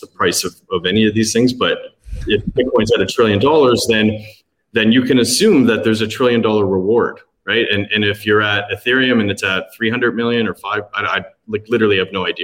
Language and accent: English; Toronto, Ontario, Canada; now in Cayman Islands; I'm from Toronto